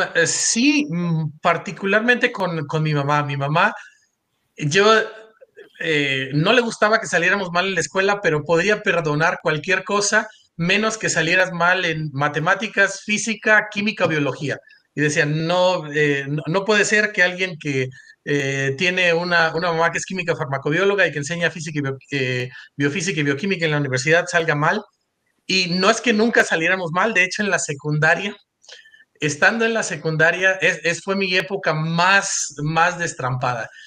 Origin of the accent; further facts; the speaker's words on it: Coatzacoalcos, Veracruz, Mexico; moved away as an adult; also born or lived in Mexico City / Provo, Utah; nací en, en, este, en Coatzacoalcos, Veracruz. Yo siempre le digo mi Beach, mi York, y ese es un lugar en donde crecí